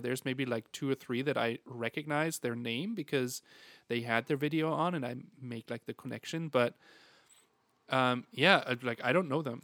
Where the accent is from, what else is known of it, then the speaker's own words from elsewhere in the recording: Germany; moved away; I'm from Germany.